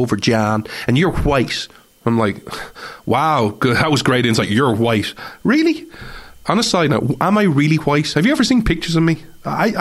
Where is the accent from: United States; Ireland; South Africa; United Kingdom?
Ireland; I have as an Irishman